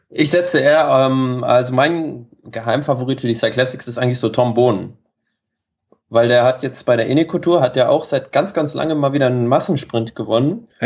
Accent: Germany; Ich komme ursprünglich aus dem Norden, ganz in der Nähe von Hamburg.

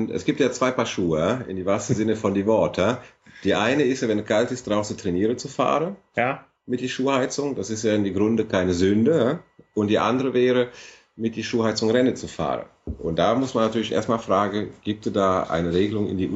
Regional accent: Italy; now in Cologne, Germany; also wenn das erlaubt wäre, würde ich das natürlich als Italiener sofort machen, weil hier in Köln ist ja immer ein paar Grad kälter als bei uns zu Hause.

